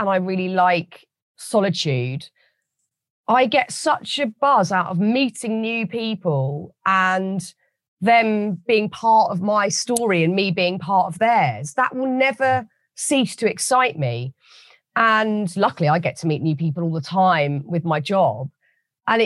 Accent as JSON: {"language": "English", "country": "United Kingdom", "said": "As a British person"}